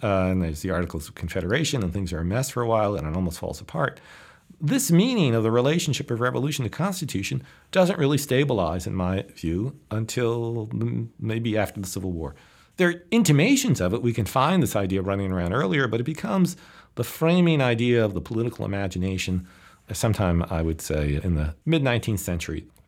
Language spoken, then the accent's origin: English; United States; as an American